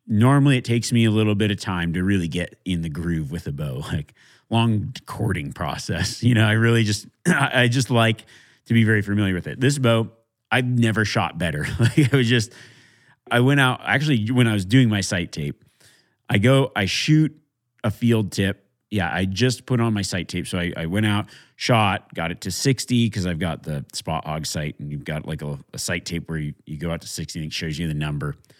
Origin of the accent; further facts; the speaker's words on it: Nevada, United States; my home state of Nevada